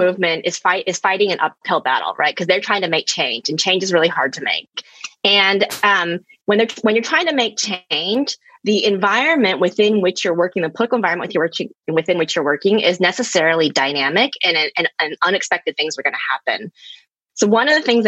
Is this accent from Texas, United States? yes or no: yes; Texas, United States; now in Baltimore, United States; I grew up in Texas, which is, you know, pretty conservative southern state in the United States